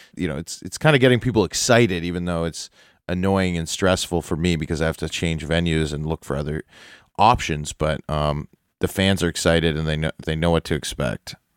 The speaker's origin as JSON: {"language": "English", "town": "Toronto", "region": "Ontario", "country": "Canada", "tie": "born or raised there", "said": "I grew up downtown Toronto. I grew up in the Annex, Bloor and Bathurst"}